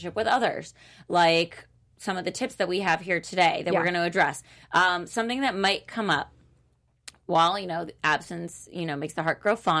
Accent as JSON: {"language": "English", "town": "Miami", "region": "Florida", "country": "United States", "moved": "yes", "lives_now": "Los Angeles, United States", "said": "I'm from Miami."}